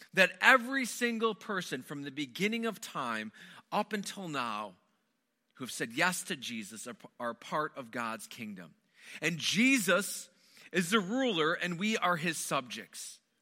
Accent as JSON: {"language": "English", "region": "Wisconsin", "country": "United States", "tie": "born or raised there", "moved": "yes", "said": "I grew up in the Midwest. Most of my growing up was spent within the borders of Wisconsin"}